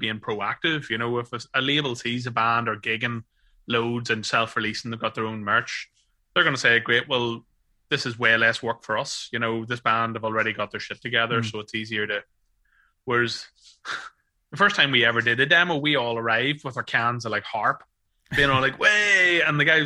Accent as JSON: {"language": "English", "country": "Ireland", "said": "being an Irish man"}